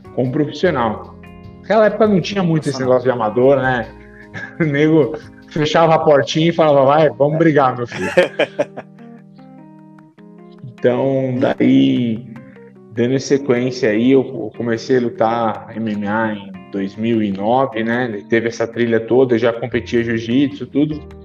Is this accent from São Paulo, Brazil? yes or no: yes; São Caetano do Sul, São Paulo, Brazil; moved away as an adult; also born or lived in Rio de Janeiro; eu voltei à minha cidade natal, eu moro em São Caetano do Sul, São Paulo